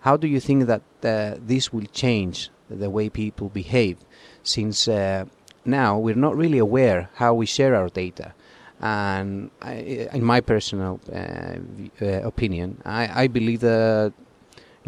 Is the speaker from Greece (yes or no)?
yes; Greece; I'm from Greece